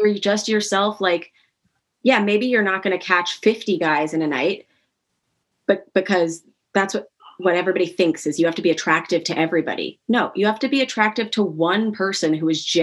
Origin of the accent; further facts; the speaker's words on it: New York City, New York, United States; I grew up on the Upper East Side of New York, where you kind of were a socialite in training.